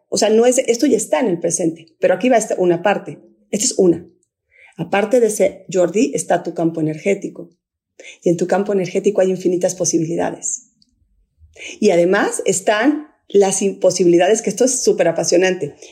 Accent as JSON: {"language": "Spanish", "country": "Guatemala", "also_born_or_lived": "Mexico City, Mexico", "moved": "yes", "said": "estoy aquí en, en mi tierra y en Antigua hay tres volcanes"}